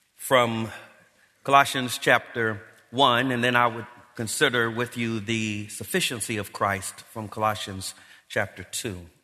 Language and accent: English; Los Angeles, California, United States; I grew up here in Los Angeles